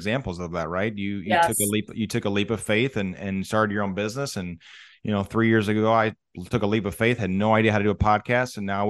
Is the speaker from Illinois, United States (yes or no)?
yes; Edwardsville, Illinois, United States; moved away as an adult; now in Wentzville, United States; I grew up in Edwardsville, Illinois, and, you know, growing up in Edwardsville, you went to dinner in Edwardsville. Like you didn't leave Edwardsville to go to dinner. And now I live in Winsville with my family, and I moved to the Missouri side about 5 years